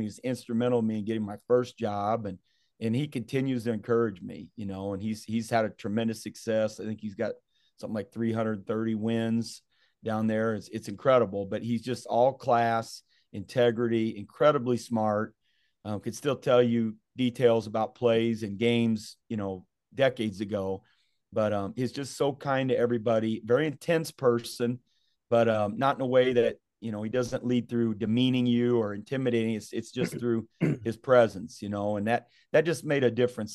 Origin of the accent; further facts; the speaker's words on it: Southeast Kansas, United States; we grew up in Southeast Kansas